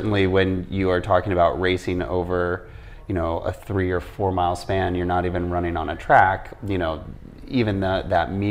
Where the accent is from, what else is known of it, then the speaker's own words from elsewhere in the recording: Midwest, United States; I was raised in the Midwest by parents who grew up in New York City and Seattle.